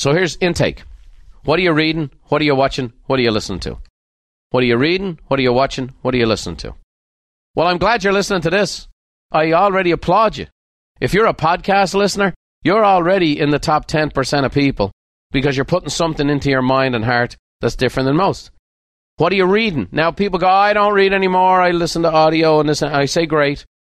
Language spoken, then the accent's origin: English; Ireland; now in United States; I was born in Ireland